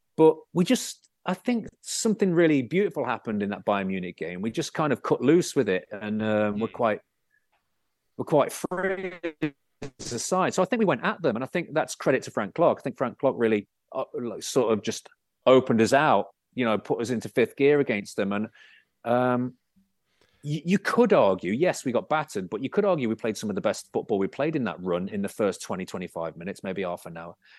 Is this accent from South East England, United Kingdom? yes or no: no; Bootle, North West England, United Kingdom; I was born in Bootle